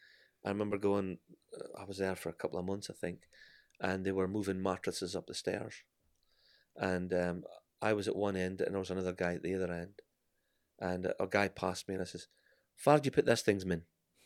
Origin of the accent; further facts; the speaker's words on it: Scotland, United Kingdom; accent: Scottish; I am Scottish.